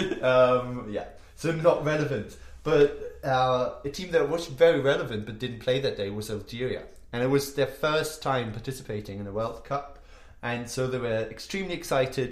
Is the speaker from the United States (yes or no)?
no; Hamburg, Germany; actually played for my hometown club, ah. Hamburg